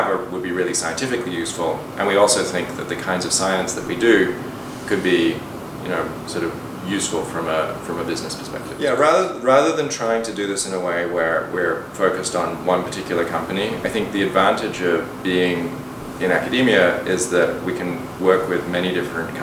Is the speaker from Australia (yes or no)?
yes; Perth, Western Australia, Australia; moved away; also born or lived in London, United Kingdom; So I grew up in Australia. I was born in London, and my parents moved to Australia when I was 8 years old.